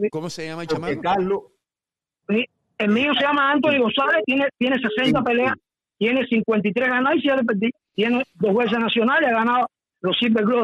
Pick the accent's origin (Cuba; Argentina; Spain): Cuba; Eh, nosotros como cubanos queremos, es, como yo digo, mi corazón está con el cubano